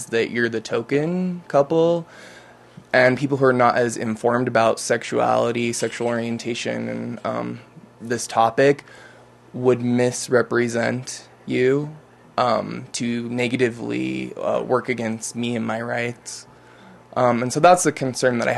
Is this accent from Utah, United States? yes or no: yes; Utah, United States; I'm a native Utahn, born and raised, devout Mormon